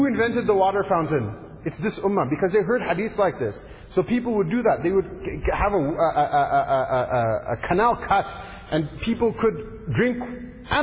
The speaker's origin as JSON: {"language": "English", "country": "United States", "said": "I come from America"}